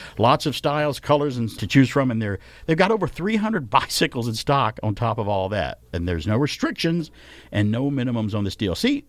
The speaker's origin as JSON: {"language": "English", "region": "Alabama", "country": "United States", "tie": "born or raised there", "said": "And it's my home state college group anyway."}